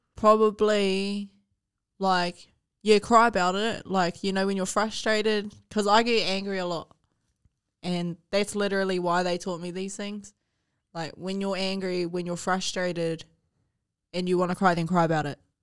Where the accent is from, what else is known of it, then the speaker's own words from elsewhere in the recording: Palmerston North, Manawatū-Whanganui, New Zealand; also born or lived in Hawke's Bay / Hutt; we grew up in Highbury, G. We grew up in Flexi and Highbury.